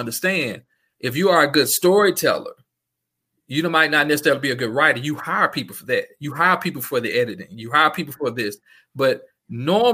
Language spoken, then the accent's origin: English; Yazoo City, Mississippi, United States; moved away; also born or lived in Jackson, Mississippi; I'm from Yazoo City